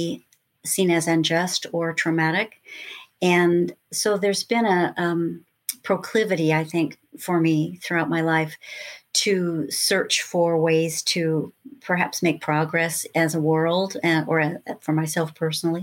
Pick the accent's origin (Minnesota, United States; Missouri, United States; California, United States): California, United States; Lakewood; also born or lived in Los Angeles, California; a little girl growing up in Lakewood, California